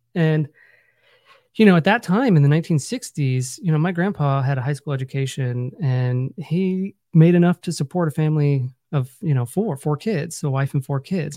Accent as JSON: {"language": "English", "town": "Findlay", "region": "Ohio", "country": "United States", "tie": "born or raised there", "said": "I grew up in Northwest Ohio. um, a little town called Findlay, Ohio"}